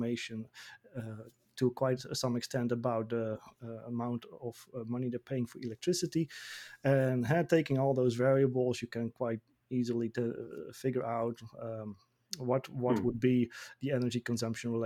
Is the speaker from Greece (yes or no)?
no; Netherlands; my home country, the Netherlands